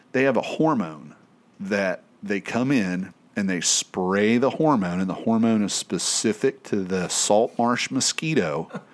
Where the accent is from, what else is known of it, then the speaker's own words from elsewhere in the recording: East Tennessee, United States; growing up in East Tennessee